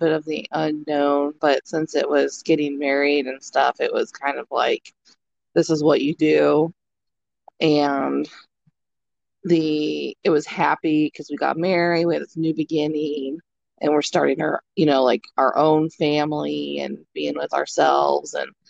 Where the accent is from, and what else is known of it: Independence, Missouri, United States; born or raised there